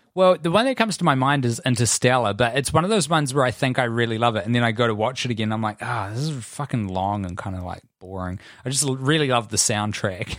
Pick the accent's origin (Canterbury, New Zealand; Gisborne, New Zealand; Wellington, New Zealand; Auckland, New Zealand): Canterbury, New Zealand; Christchurch; we grew up in Christchurch